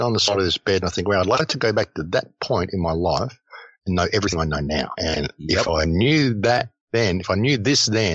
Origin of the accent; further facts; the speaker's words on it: Adelaide, South Australia, Australia; I grew up on Diagonal Road, Adelaide